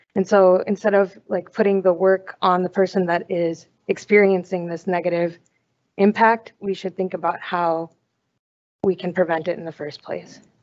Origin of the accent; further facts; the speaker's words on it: Minnesota, United States; I'm from Minnesota.